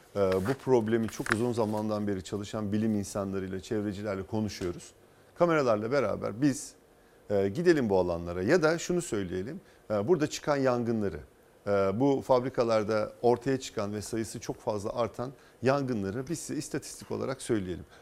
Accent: İzmir, Turkey; ben İzmirliyim.

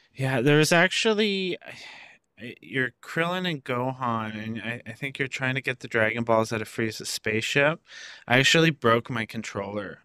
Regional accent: Canada; where I grew up in Canada

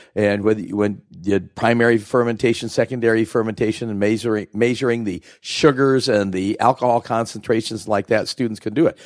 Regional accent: Oregon, United States; moved away as an adult; I grew up here in Oregon

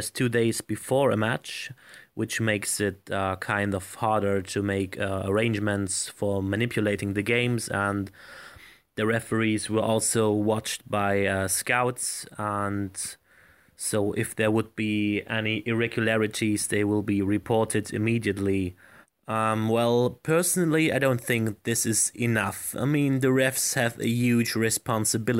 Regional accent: Leipzig, Saxony, Germany; My hometown club, Red Star Leipzig

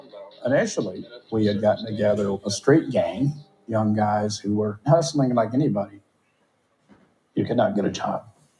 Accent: Eastern Tennessee, United States; I'm from a small town in Tennessee, Eastern Tennessee

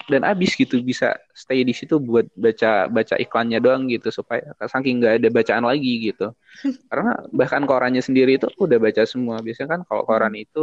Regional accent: Lampung, Indonesia; Mungkin termasuk hmm. salah satunya yang ke Lampung Barat, ke daerahku oh, itu.

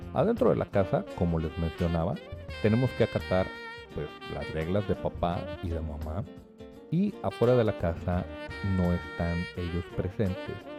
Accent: Mexico

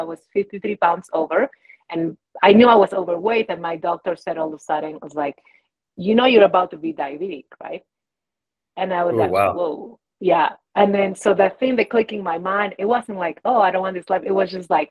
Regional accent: Peru; now in United States; So I have been in the States for 21, almost 22 years. And in that journey, I came from Peru, to forge a different life. And I was working in the mountains here in Colorado and corporate, right?

